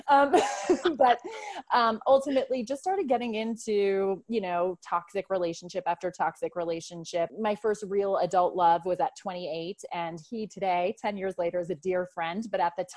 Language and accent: English; New York, United States; also born or lived in Ireland / Brooklyn, New York / Westchester, New York; I'm actually originally from Ireland, lived there as a kid, but grew up in New York for the most part.